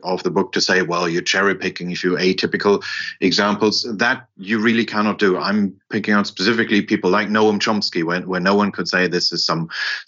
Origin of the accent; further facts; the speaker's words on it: Germany; I grew up in West Germany